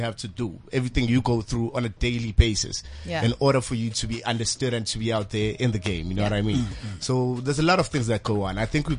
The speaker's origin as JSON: {"language": "English", "area": "East Rand, Johannesburg", "region": "Gauteng", "country": "South Africa", "said": "So I come from Fast Lewis, the East Rand of Joburg."}